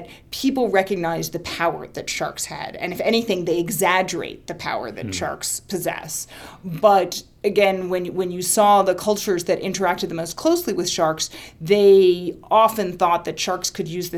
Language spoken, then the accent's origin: English; Washington, District of Columbia, United States; I grew up in Washington, D.C.